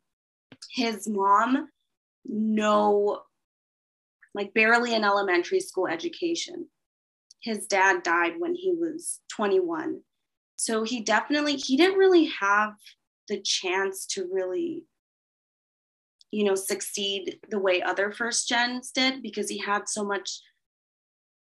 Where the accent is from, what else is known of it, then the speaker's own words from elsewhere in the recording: a small city in Los Angeles, California, United States; my dad was born and raised in actually the town that I was born and raised in, which is a small city in Los Angeles